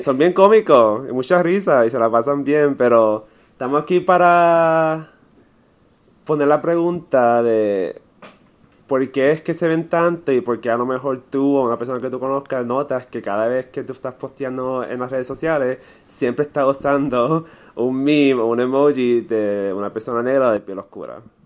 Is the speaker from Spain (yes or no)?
no; Puerto Rico; como puertorriqueños